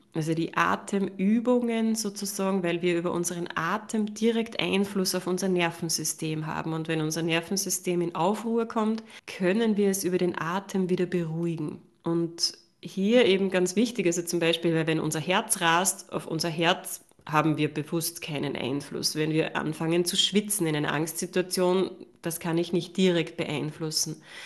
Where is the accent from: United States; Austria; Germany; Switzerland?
Austria; Upper Austria; ich habe ja lange Jahre eine Praxis gehabt in mhm. Oberösterreich, wo ich herkomme